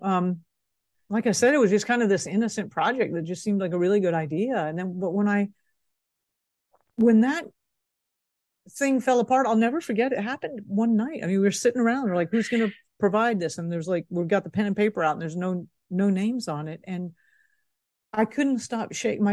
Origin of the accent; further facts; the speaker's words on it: Florida, United States; moved away; also born or lived in Hong Kong / Austin, Texas; I grew up in Florida.